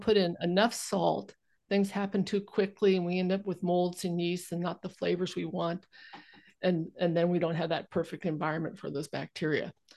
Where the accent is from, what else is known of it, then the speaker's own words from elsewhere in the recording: California, United States; now in Vancouver Island, Canada; I grew up in California